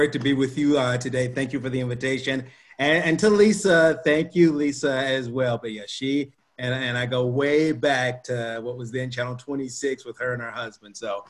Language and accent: English; West Tennessee, United States; I grew up in West Tennessee